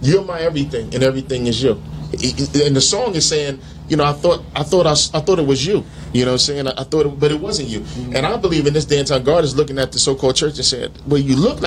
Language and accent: English; New Jersey, United States; also born or lived in Brooklyn, New York; I grew up in Jersey